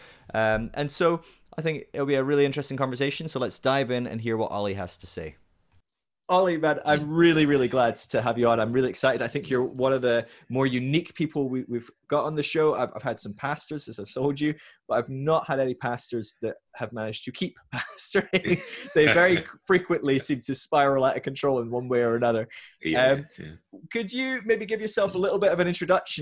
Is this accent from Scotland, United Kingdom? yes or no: yes; Scotland, United Kingdom; I'm Scottish.